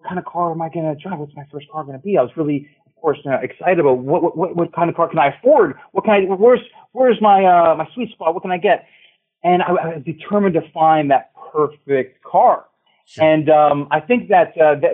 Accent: Ohio, United States; I grew up in Ohio

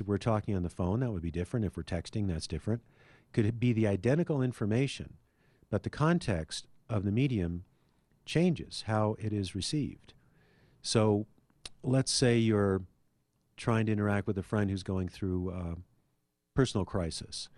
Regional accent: Anchorage, Alaska, United States; now in Denver, United States; We had three channels when I was growing up in Anchorage, Alaska

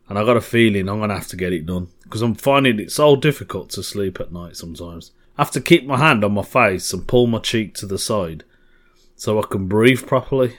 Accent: Birmingham, West Midlands, United Kingdom; Birmingham, my hometown.

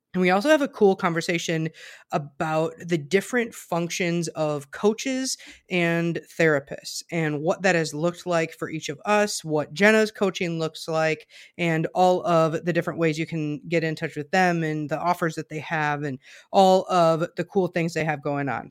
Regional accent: southern Wisconsin, United States; I grew up in Amish country as well, um, further south in Wisconsin

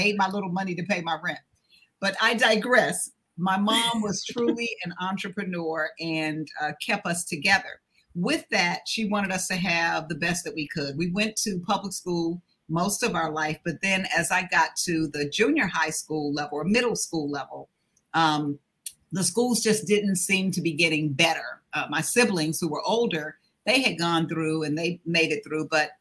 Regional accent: Washington, District of Columbia, United States; When I grew up in Washington, D.C., which I call deep country because my parents were from South Carolina.

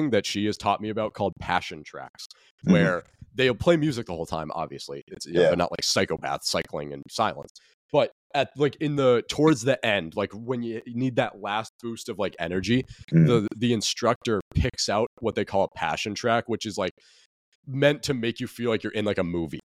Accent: New England, United States; I'm from here

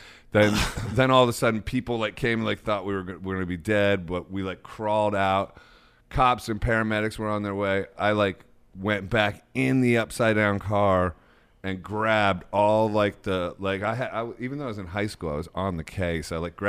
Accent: Akron, Ohio, United States; I'm from Ohio, yeah.

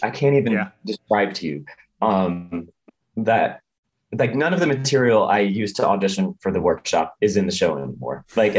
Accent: Midwest, United States; we're from the Midwest.

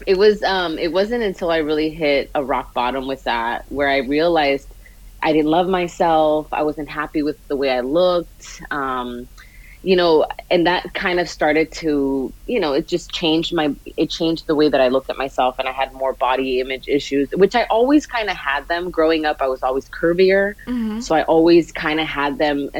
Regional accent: Los Angeles, California, United States; I am from Los Angeles. I was born and raised here in California

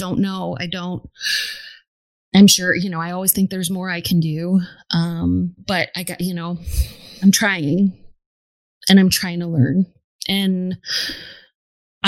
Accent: New York City, New York, United States; I was born and raised in New York City, which is incredibly diverse

